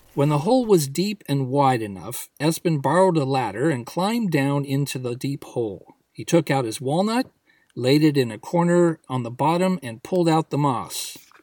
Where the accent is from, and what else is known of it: United States